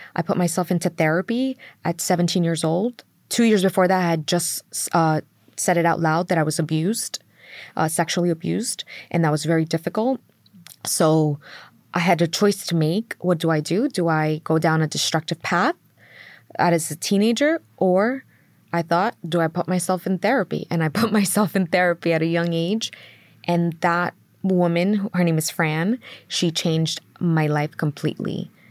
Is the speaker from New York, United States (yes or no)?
yes; New York City, New York, United States; I grew up in in Queens, New York, mm. and we grew up in um, Middle Village